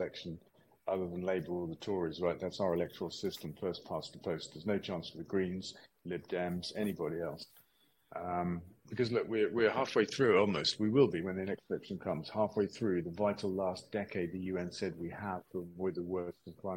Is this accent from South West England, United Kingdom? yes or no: yes; Stroud, South West England, United Kingdom; my hometown here in Stroud